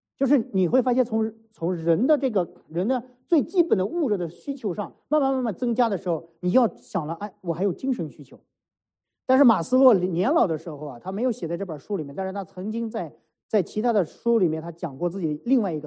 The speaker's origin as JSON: {"language": "Chinese", "region": "Shanxi", "country": "China", "tie": "born or raised there", "moved": "yes", "said": "我们山西老家"}